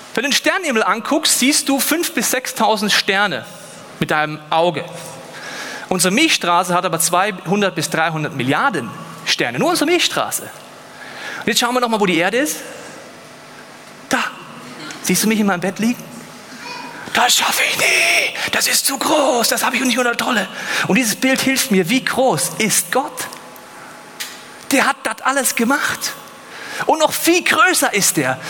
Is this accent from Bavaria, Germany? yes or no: yes; Munich, Bavaria, Germany; Ich bin aus München